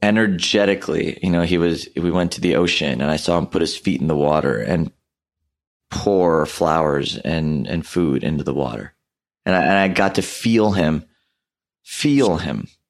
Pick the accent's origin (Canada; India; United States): India; i'm hindu by background. I'm Indian